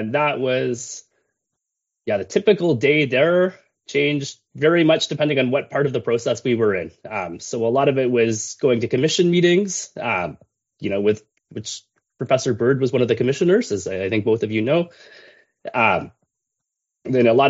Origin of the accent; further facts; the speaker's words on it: Quebec, Canada; I grew up in Quebec